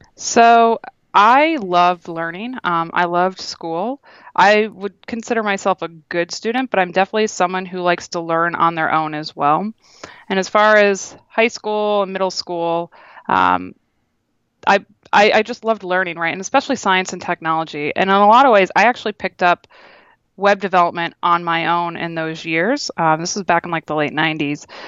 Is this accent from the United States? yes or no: yes; Toledo, Ohio, United States; now in Boston, United States; I'm originally from Toledo, Ohio